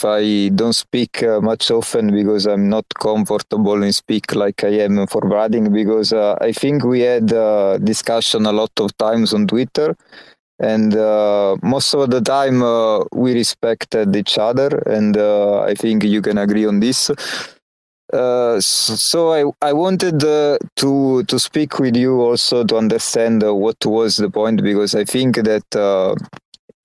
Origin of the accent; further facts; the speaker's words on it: Naples, Campania, Italy; accent: Naples; English is a second language; I actually have a pretty strong Naples accent when I speak Italian